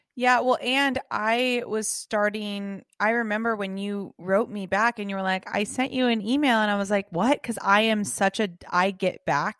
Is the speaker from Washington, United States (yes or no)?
no; Los Angeles, California, United States; also born or lived in England / San Diego; I was born and raised in Los Angeles, California